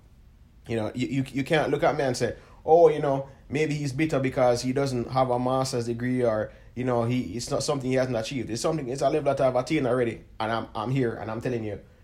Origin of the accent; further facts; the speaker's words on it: Jamaica; we're from Jamaica